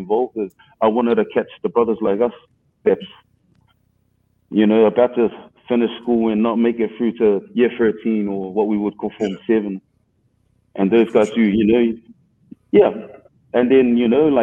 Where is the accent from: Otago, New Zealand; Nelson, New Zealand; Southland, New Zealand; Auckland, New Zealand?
Auckland, New Zealand; I grew up in Mount Roskill. I'm a Central brother